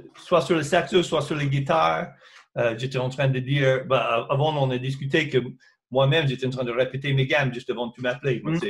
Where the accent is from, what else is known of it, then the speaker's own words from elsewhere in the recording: United States; des choses que j'ai chantées en mon enfance aux États-Unis